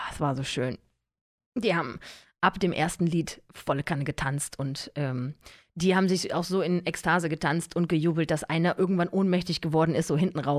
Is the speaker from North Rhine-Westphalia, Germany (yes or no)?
yes; Cologne, North Rhine-Westphalia, Germany; Aufgewachsen bin ich ja in Köln.